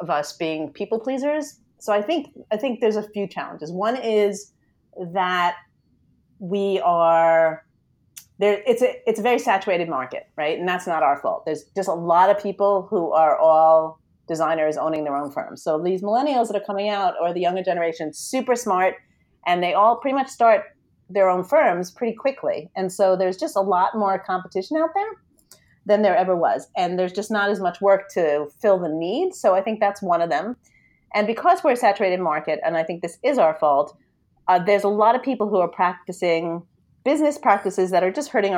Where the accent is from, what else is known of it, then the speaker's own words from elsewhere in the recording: New York, United States; I'm from New York, if you can't hear from the lovely accent I have